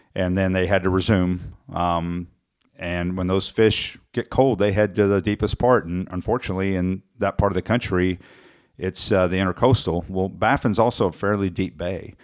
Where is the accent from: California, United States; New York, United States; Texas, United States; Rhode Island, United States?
Texas, United States; South; growing up in South Texas